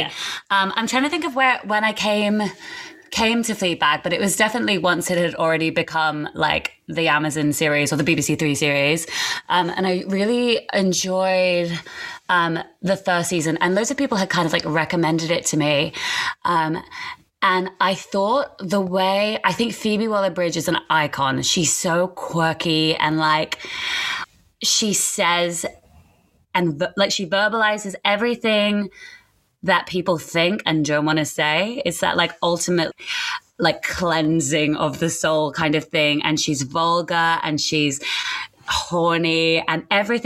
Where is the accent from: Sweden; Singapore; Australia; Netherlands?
Singapore; moved away; when I was younger, I grew up in Singapore